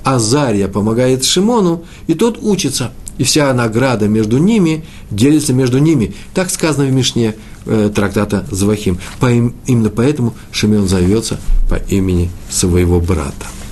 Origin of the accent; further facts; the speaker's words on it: Moscow, Russia; приезжали раввины к нам в Москву, я из Москвы